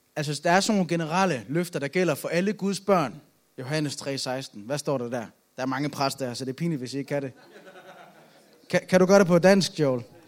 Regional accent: Aalborg, North Denmark Region, Denmark; Jeg er fra Aalborg

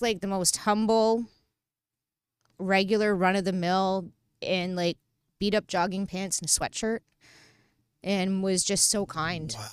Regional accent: Toronto, Ontario, Canada; From the beaches

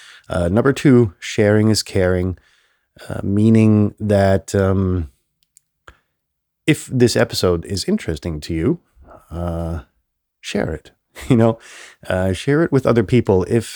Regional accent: Germany; English is a second language; I grew up in Germany where politicians, you know, you grow up in this little protected, you know, nest, essentially, in this country that was, you know, war torn.

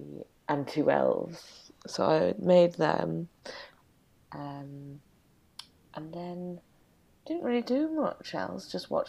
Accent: York, Yorkshire and the Humber, United Kingdom; I am. I'm from York, so.

